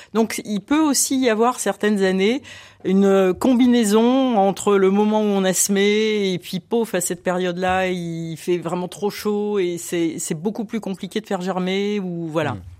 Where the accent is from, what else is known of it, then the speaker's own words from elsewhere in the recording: Lille, Hauts-de-France, France; now in Lyon, France; je, ne suis pas originaire de la région lyonnaise, je suis lilloise